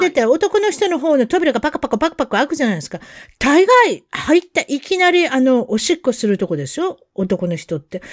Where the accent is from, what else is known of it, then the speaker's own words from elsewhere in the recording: United States; 私たちアメリカ人